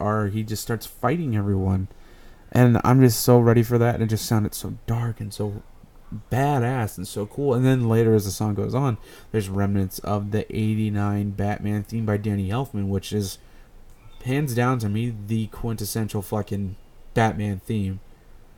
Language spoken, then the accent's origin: English; East Coast, United States; I'm from the East Coast, too.